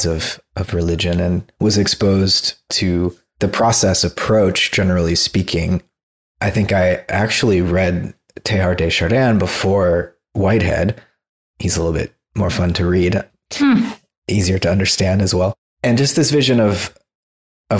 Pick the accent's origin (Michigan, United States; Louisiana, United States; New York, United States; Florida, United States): Florida, United States; South; moved away as an adult; now in California, United States; I grew up in South Florida